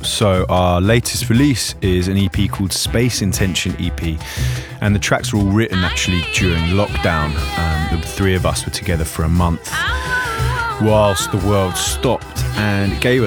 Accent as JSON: {"language": "English", "town": "Margate", "region": "South East England", "country": "United Kingdom", "tie": "born or raised there", "also_born_or_lived": "London", "said": "my hometown of Margate"}